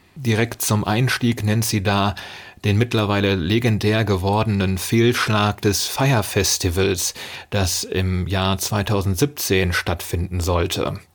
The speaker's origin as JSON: {"language": "German", "country": "Germany", "said": "als äh, Deutscher"}